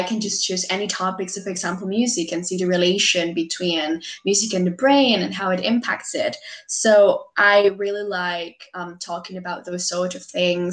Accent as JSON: {"language": "English", "country": "Peru", "said": "I'm from Peru"}